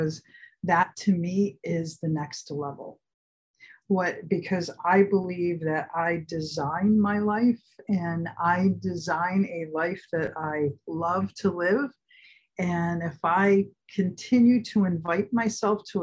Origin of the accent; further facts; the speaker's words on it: Philadelphia, Pennsylvania, United States; now in California, United States; I grew up in Philly